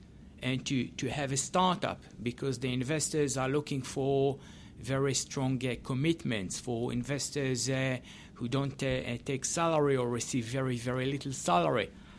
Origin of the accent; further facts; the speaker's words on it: Israel; English is a second language; And I came from Israel, and you see that in many, many cases